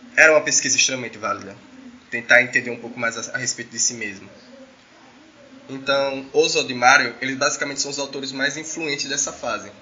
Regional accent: Brazil; somos, brasileiros

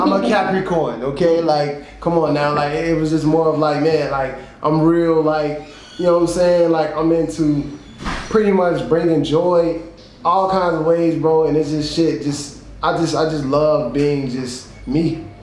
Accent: Chicago, Illinois, United States; I'm from Chicago, Illinois, South Side, man. Born and raised

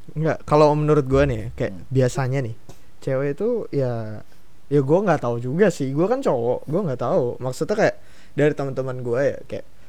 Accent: Balikpapan, East Kalimantan, Indonesia; daerah gua nih ke Balikpapan

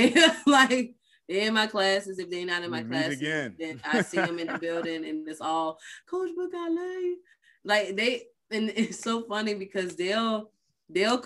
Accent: Richmond / Powhatan, Virginia, United States; I'm a daddy from Richmond, mama from Powhatan. I'm both

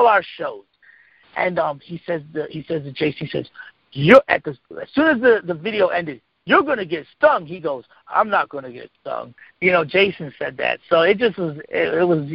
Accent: Lancaster, Pennsylvania, United States; I'm from Lancaster.

